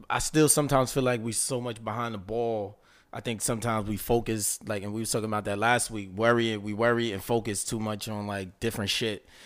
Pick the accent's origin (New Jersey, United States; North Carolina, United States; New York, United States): New Jersey, United States; Jersey City; when I was growing up in Jersey City